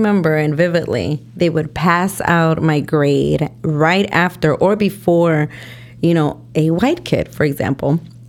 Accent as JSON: {"language": "English", "town": "Taxco", "region": "Guerrero", "country": "Mexico", "said": "You know, we're from Guerrero, Tasco Guerrero, you know"}